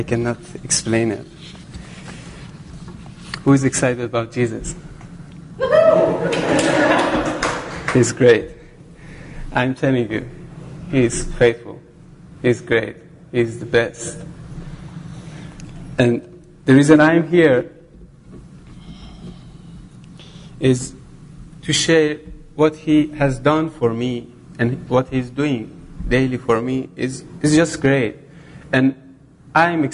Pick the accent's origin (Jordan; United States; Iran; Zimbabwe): Iran; moved away as an adult; Originally, I'm from Iran